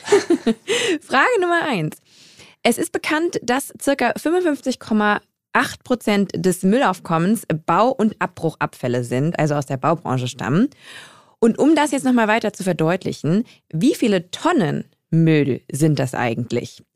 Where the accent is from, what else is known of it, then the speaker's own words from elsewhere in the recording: Germany; ich komme halt ähm, aus Westdeutschland